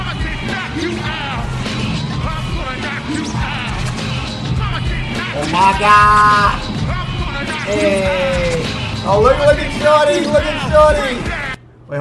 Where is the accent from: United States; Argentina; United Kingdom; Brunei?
United States; New York City, New York; Growing up in the Lower East Side of Manhattan, we were exposed to a lot of hip-hop